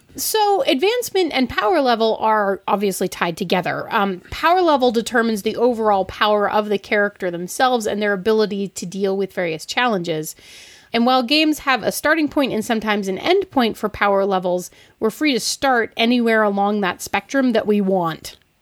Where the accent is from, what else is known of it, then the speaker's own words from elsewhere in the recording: Denver, Colorado, United States; I'm from the Mile High City